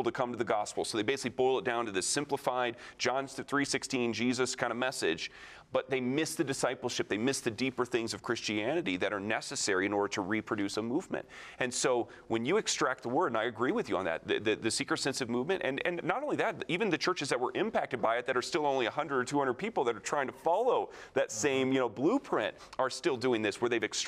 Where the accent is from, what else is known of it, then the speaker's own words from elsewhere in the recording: near Lake Michigan, Midwest, United States; I grew up near Lake Michigan